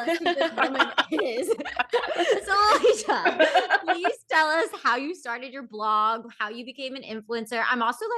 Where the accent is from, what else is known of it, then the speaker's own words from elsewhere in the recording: Philadelphia, Pennsylvania, United States; also born or lived in Los Angeles; now in New York, United States; I'm from Philly originally, but I was in LA for 10 years